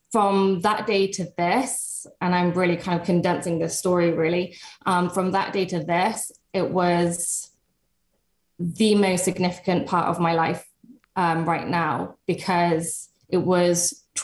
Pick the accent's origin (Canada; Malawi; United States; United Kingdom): United Kingdom; England; I started my journey actually in England. I'm from England